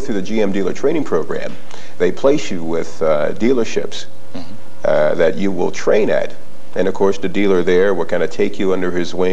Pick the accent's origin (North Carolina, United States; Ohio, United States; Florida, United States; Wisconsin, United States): Ohio, United States; Toledo; I grew up in the Toledo area